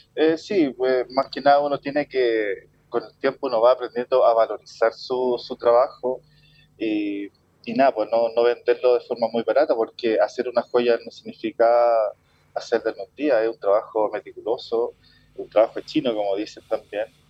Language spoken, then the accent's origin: Spanish; Chile; somos nacidos y criados en Chile